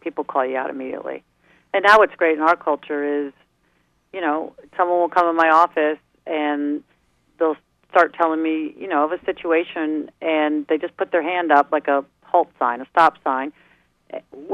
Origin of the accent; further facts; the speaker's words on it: New York, United States; moved away; also born or lived in East Coast; I'm a New Yorker, right, at heart